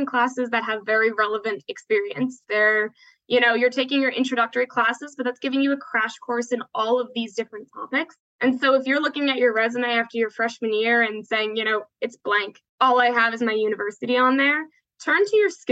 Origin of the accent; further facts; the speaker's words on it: New York, United States; moved away as an adult; now in Atlanta, United States; I'm from New York originally, moved to Georgia to come to school.